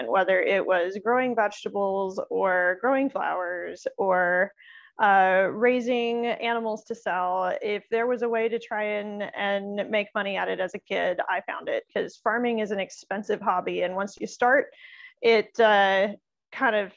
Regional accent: Midwest, United States; I actually grew up in the Midwest

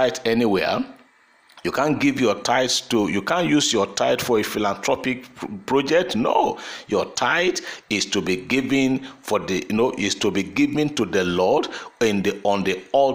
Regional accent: Nigeria; there are certain constitutional rights I have today as a Nigerian

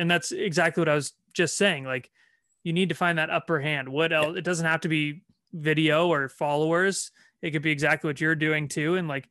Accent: Toronto, Ontario, Canada; that was kind of my way to say, hey, I'm from Toronto.

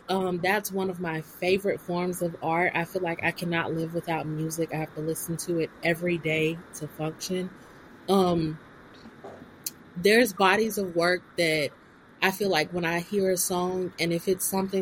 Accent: Florida, United States; also born or lived in Korea; I come from the South. I come from a very Southern family. Grew up in Baptist and Pentecostal churches my whole life

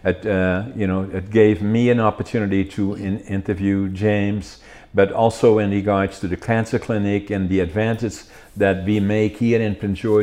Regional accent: Netherlands; now in Canada; I was in the military for 2 years, drafted in Holland, the Special Forces.

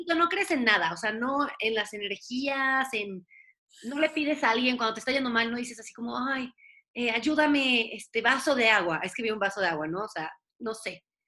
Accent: Puebla, Mexico; also born or lived in Mexico City; Yo nací en la Ciudad de México, pero solamente vine a nacer acá y después me regresaron a mi casa en Puebla. Entonces, pues sí soy poblana

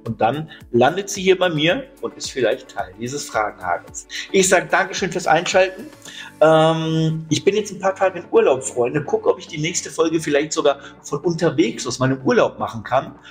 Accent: Hesse, Germany; bei uns in Hessen

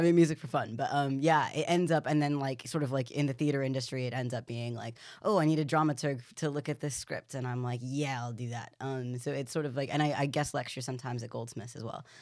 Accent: Carmichael, California, United States; I grew up in Carmichael California it's this like tiny quite Republican quite Christian suburb

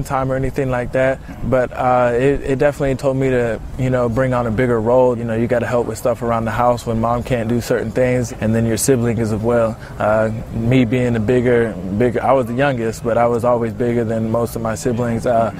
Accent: Atlanta, Georgia, United States; My birth mom, she's from the Cayman Islands, but I was born in Atlanta.

